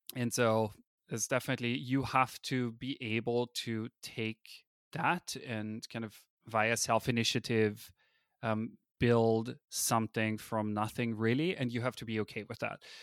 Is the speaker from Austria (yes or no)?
yes; Austria; first language German; English is a second language; moved away as an adult; now in California, United States; I'm a native German speaker, I come from Austria, I moved to America